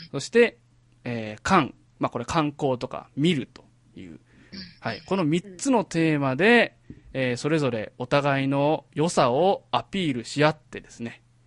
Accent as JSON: {"language": "Japanese", "region": "Mie", "country": "Japan", "tie": "born or raised there", "said": "かけらじ側は全員、えー、三重県出身なんですね"}